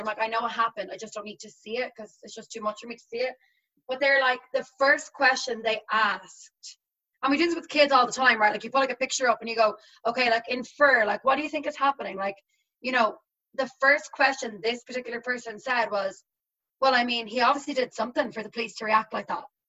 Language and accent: English; Ireland; moved away as an adult; now in United States; I'm between Northern Ireland and like Dublin. I'm like in between. So I'm like halfway to Dublin, halfway to like the actual border